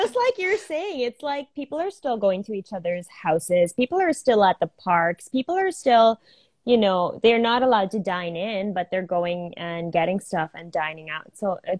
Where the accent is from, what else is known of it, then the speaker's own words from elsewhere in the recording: United States; because I am Indian, right? But I grew up here my whole life. I've been to India maybe 4 times.